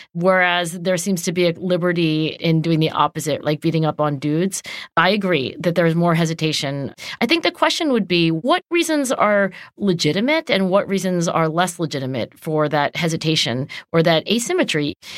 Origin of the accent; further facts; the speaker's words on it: Cherry Hill, New Jersey, United States; Cherry Hill, New Jersey, where I grew up